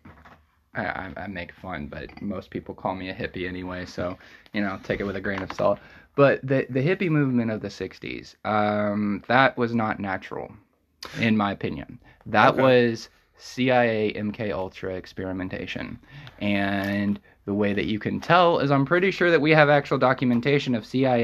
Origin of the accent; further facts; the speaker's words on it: United States; they instantly pick up that we're American